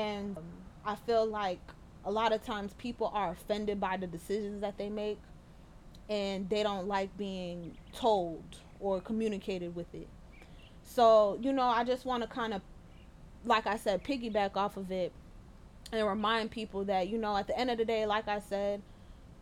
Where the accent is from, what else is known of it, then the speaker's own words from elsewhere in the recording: New York, United States; moved away; in New York, I can't even go back to my hometown